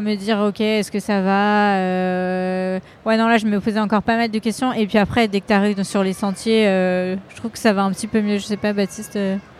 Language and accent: French; Lyon, Auvergne-Rhône-Alpes, France; je suis lyonnaise